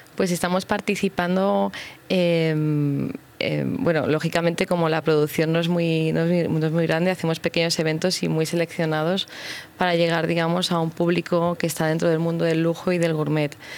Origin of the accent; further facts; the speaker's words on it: Madrid, Community of Madrid, Spain; Yo soy madrileña, es mi tierra